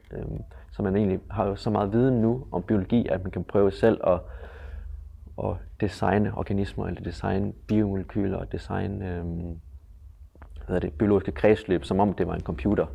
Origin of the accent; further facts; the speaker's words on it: Aarhus, Central Denmark Region, Denmark; Jeg er vokset op her i Aarhus